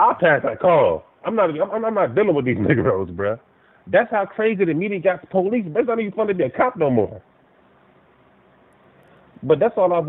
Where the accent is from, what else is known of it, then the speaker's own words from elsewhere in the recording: Washington, District of Columbia, United States; growing up in Washington, D.C.